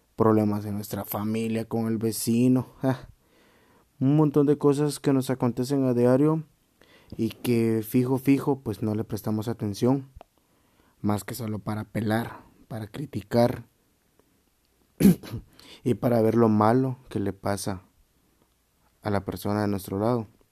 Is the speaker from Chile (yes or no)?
no; Chiquimula, Guatemala; Soy chapín de corazón.